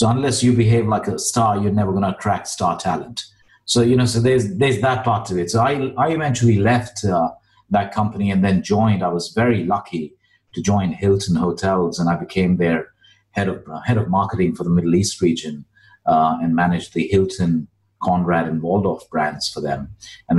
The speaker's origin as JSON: {"language": "English", "country": "India", "tie": "born or raised there", "also_born_or_lived": "Dubai", "moved": "as an adult", "said": "I am a classic example of an economic immigrant, born and brought up in India"}